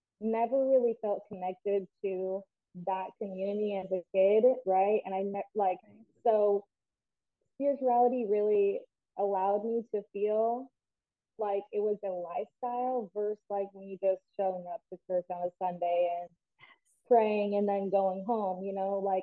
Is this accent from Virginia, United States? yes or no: no; Port Charlotte, Florida, United States; also born or lived in Orlando, Florida / Utah; I grew up actually here in Fort Charlotte, Florida